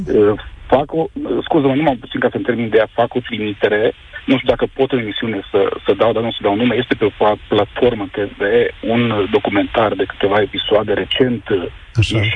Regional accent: Romania; pot să spun că sunt mândru uh, că sunt român, în urma jocurilor fetelor de la, de la European.

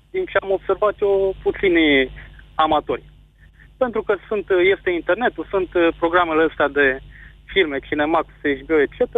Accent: Motru, Gorj, Romania; eu sunt din Motru

